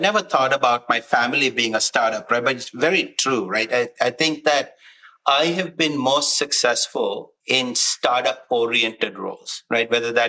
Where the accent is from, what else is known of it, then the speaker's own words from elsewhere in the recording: Sri Lanka; moved away; I come from Sri Lanka, born in Sri Lanka, as you would say in the US, a military brat growing up. Bounced around quite a bit, but, you know, grew up playing a lot of sports